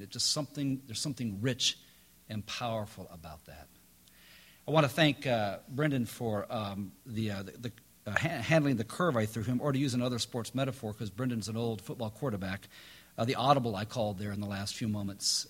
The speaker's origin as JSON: {"language": "English", "region": "Midwest", "country": "United States", "tie": "born or raised there", "moved": "yes", "lives_now": "North Carolina, United States", "said": "I grew up in the Midwest"}